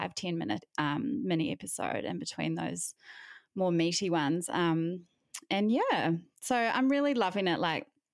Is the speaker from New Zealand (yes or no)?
yes; New Zealand; moved away as an adult; also born or lived in Melbourne, Australia / United States; now in Brisbane, Australia; I'm originally from New Zealand, but haven't lived there since 2011.